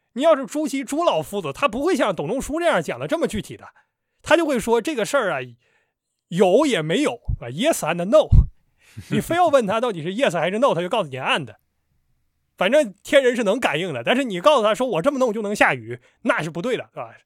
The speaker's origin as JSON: {"language": "Chinese", "region": "Northeast China", "country": "China", "moved": "yes", "lives_now": "Shanghai, China", "said": "我是一个东北人"}